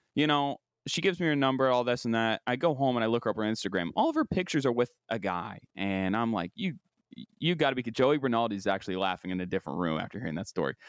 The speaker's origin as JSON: {"language": "English", "region": "West Virginia", "country": "United States", "tie": "born or raised there", "moved": "yes", "said": "the creme de la creme of growing up in my hometown and the sign of, the, the status symbol of when you make it is when you have a, a little pontoon boat and you can go out on the Ohio River"}